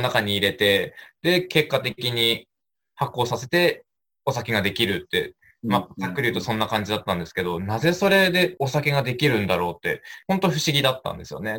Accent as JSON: {"language": "Japanese", "town": "Sakata", "region": "Yamagata", "country": "Japan", "tie": "born or raised there", "said": "出身はそうです、酒田です。もうずっと生まれてから、ずっと酒田から出たことないので。"}